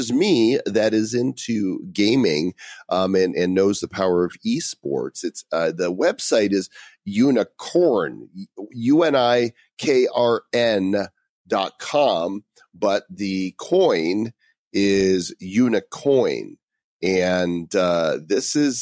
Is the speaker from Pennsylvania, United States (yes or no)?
no; Illinois, United States; Illinois, my home state